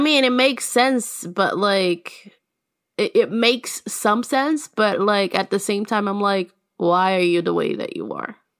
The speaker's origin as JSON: {"language": "English", "region": "Minas Gerais", "country": "Brazil", "said": "I'm from Minas"}